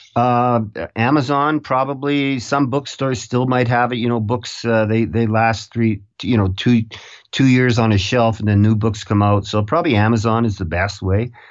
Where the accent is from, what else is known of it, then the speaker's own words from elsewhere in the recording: Canada; I'm from Canada